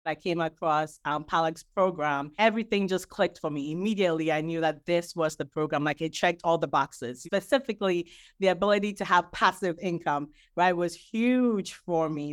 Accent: Ghana; now in New Jersey, United States; currently living in New Jersey. I'm originally from Ghana.

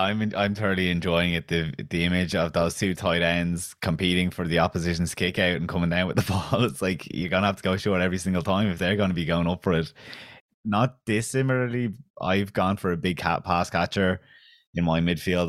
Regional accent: County Kildare, Ireland; Selwyn, where I'm from, is too Kildare for Dublin and too Dublin for Kildare. The accent is like, I'm from Kildare

